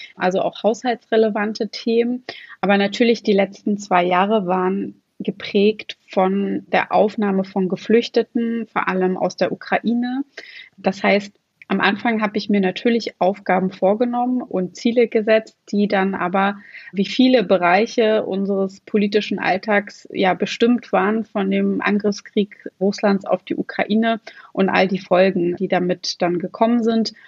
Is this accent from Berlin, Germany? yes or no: no; Schwerin, Mecklenburg-Vorpommern, Germany; ich komme aus einem Bundesland, ich komme aus Schwerin und in Mecklenburg-Vorpommern